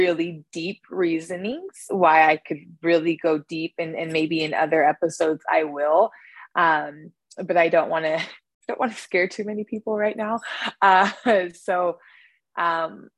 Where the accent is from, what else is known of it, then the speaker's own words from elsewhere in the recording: Northern California, United States; I was born in Northern California.